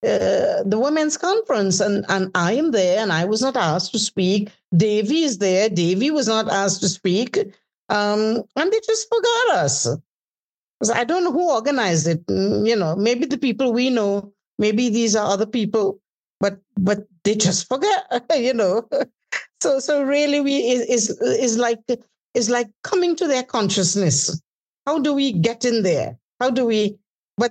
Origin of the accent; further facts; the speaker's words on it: Trinidad & Tobago; I have to introduce myself as coming from the country of Brian Lara.